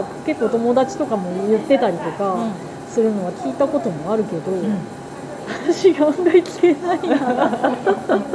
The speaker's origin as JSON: {"language": "Japanese", "region": "Tokyo", "country": "Japan", "tie": "born or raised there", "said": "私は東京育ちだから"}